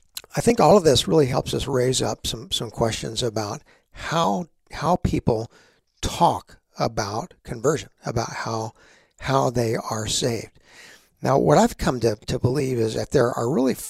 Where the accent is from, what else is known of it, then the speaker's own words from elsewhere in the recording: Texas, United States; growing up in Texas